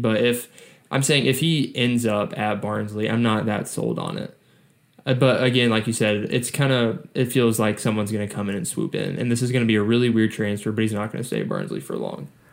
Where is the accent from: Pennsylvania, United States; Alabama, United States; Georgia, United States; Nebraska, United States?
Georgia, United States; Atlanta; it's Atlanta, like my hometown club